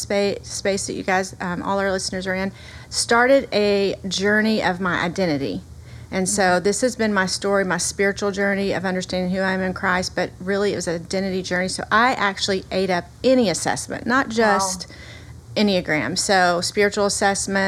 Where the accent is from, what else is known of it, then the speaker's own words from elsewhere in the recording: the South, United States; accent: Southern; I hope that everyone can hear my Southern accent. I am a girl from the South